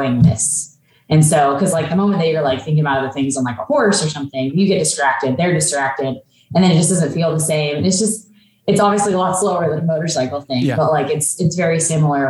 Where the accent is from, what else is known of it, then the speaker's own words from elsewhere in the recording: Olympia, Washington, United States; I grew up in Olympia, pretty much in like kind of the outskirts of Olympia